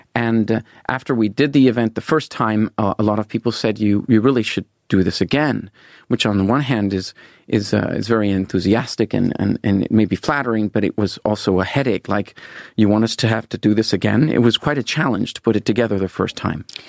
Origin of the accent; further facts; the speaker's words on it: Venezuela; moved away as an adult; I was born in Venezuela. Yes, my my my grandfather and grandmother lived in Venezuela, and and my father, a Norwegian, was born there. And so I, I grew up there.